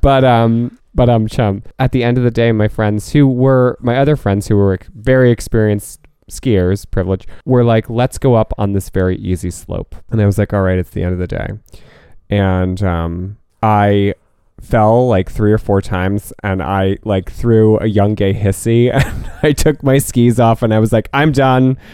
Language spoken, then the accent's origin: English; Northeast, United States; growing up in the Northeast